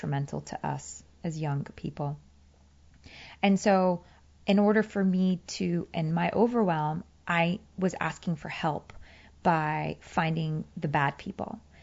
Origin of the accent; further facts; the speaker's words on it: Virginia, United States; English is a second language; moved away as an adult; also born or lived in Afghanistan; now in Los Angeles, United States; I grew up in a small town in Virginia